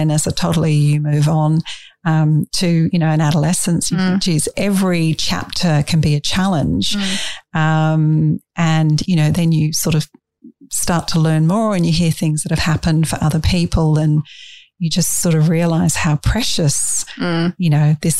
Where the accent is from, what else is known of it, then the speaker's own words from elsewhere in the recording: England, United Kingdom; moved away; I was brought up in England